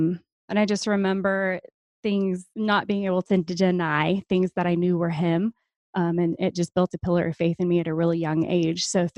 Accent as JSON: {"language": "English", "region": "New Hampshire", "country": "United States", "tie": "born there", "lives_now": "Oklahoma, United States", "said": "I did not. No, I was born in New Hampshire. Military brat. We bounced around a lot and I got stuck here."}